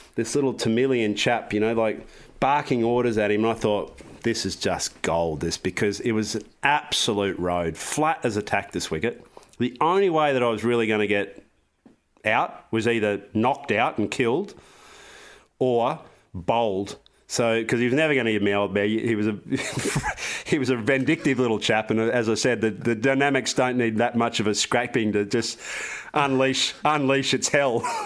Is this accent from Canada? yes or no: no; Australia; I'm from Australia.